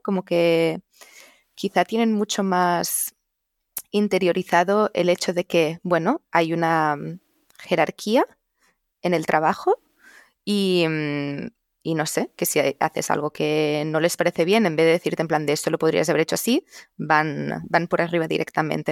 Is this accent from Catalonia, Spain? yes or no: yes; Catalonia, Spain; first language Catalan; Spanish is a second language; moved away as an adult; also born or lived in Barcelona / Sweden; now in Bethesda, United States; poder hablar en mi lengua materna, en catalán